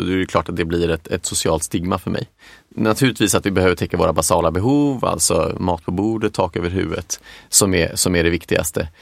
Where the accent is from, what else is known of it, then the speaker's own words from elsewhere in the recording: Stockholm, Stockholm County, Sweden; also born or lived in Boden / Lund / England; jag är uppvuxen, i, jag är från Stockholm